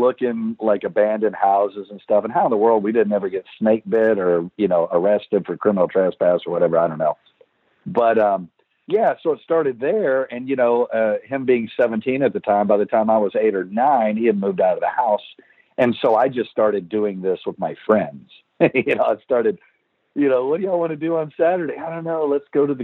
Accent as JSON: {"language": "English", "region": "Texas", "country": "United States", "tie": "born or raised there", "also_born_or_lived": "Kentucky / Louisiana / Georgetown, Texas", "said": "I was born in Kentucky. I don't remember anything about Kentucky. We moved to Louisiana and then to Texas"}